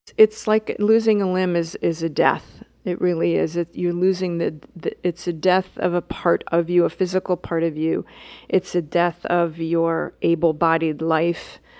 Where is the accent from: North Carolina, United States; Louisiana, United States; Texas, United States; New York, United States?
New York, United States; New York City; as a New Yorker